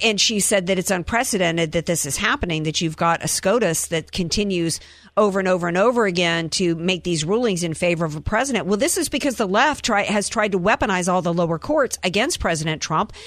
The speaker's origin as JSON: {"language": "English", "area": "Cajun", "region": "Louisiana", "country": "United States", "said": "I'm a Cajun, so you know we we eat every animal down there"}